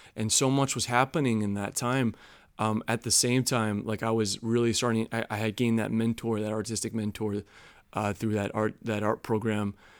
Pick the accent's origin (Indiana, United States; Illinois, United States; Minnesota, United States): Illinois, United States; Chicago; moved away; also born or lived in North Carolina; I grew up in Chicago.